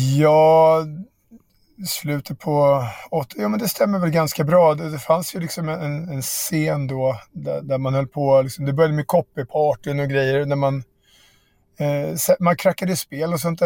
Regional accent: Järfälla, Stockholm County, Sweden; mina kompisar i Barkaby där jag växte upp

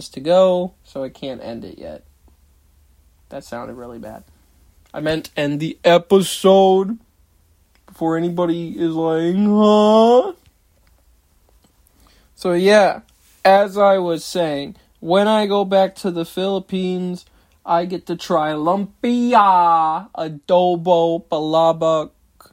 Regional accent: United States; It's not my fault I'm American

